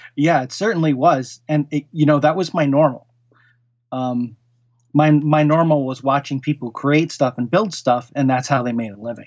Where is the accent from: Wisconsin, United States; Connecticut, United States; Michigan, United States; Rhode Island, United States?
Connecticut, United States; Norwalk; also born or lived in Queens, New York; I really grew up in, uh, southeastern Connecticut. And, um, in Fairfield County, the town was Norwalk, Connecticut